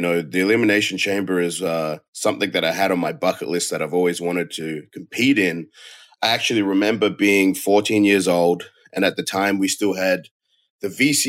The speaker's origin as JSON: {"language": "English", "country": "Australia", "tie": "born or raised there", "moved": "as an adult", "said": "my home country, in my hometown"}